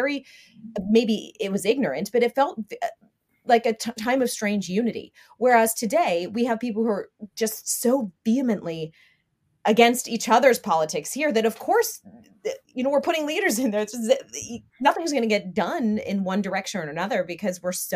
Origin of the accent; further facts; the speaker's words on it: United States; As an American